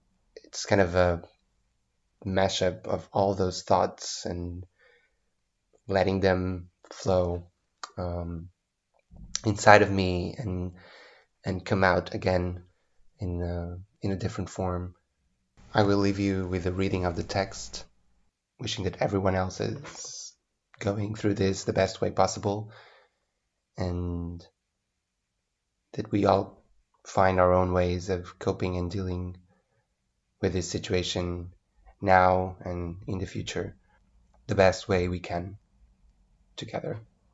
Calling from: Porto, Norte, Portugal; and I'm speaking from Porto, Portugal.

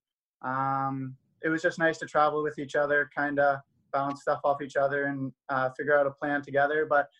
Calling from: Waterloo, Ontario, Canada; I'm joining us from Waterloo, Ontario. So I'm back living at my mom's place right now, enjoying the time back here.

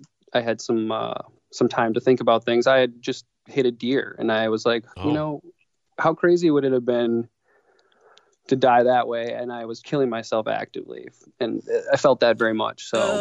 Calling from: Milwaukee, Wisconsin, United States; So I'm from Milwaukee, Wisconsin, mm-hmm. and we are freezing here.

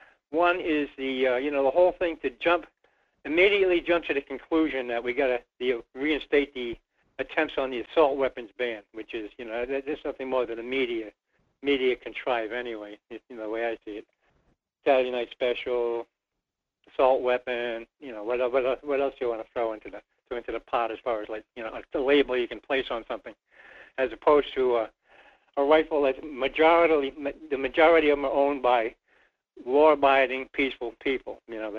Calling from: Rhode Island, United States; Well, Mike, it's … in Rhode Island.

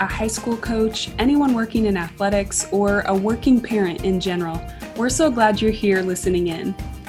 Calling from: Texas, United States; As always, I'm calling in from Texas.

